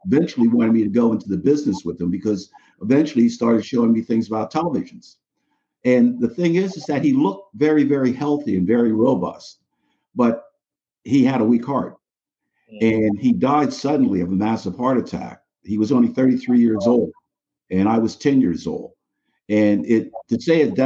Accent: New York City, New York, United States; moved away as an adult; now in Coventry, Connecticut, United States; I grew up in the Bronx, New York.

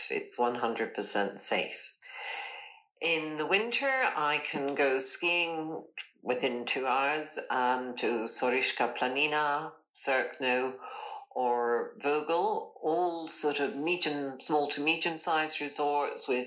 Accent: Scotland, United Kingdom; moved away as an adult; also born or lived in London / Turkey / Southeast Asia / Nicaragua; now in Ljubljana, Slovenia; I'm Scottish. I've lived in Ljubljana for four years after living in Scotland, London, Turkey, Southeast Asia, and Nicaragua.

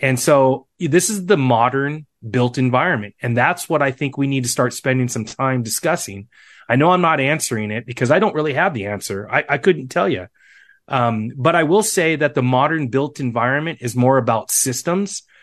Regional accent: Seattle, Washington, United States; I'm from Seattle

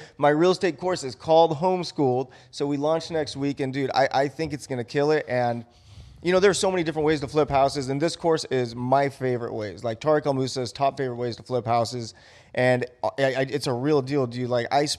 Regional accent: Buena Park, California, United States; I grew up in Buena Park, California.

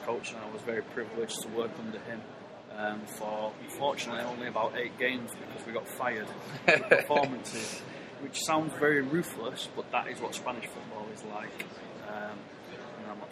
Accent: Oldham, North West England, United Kingdom; originally from Oldham, which is near Manchester. It's a small town. And like every kid, you grow up playing football, as you

